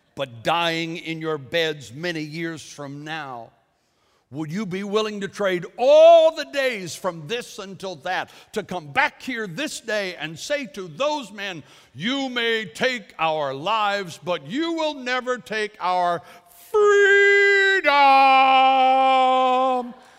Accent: United States; I am an American

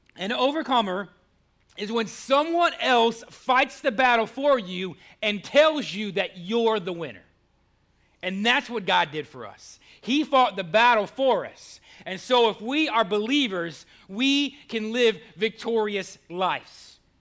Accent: Cleveland, Ohio, United States; now in Goldsboro, United States; Cleveland, my hometown

